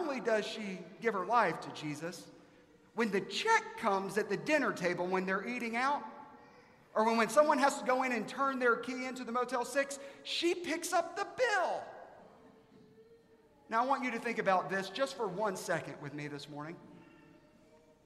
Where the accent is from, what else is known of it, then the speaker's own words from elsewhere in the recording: South Carolina, United States; I'm from South Carolina.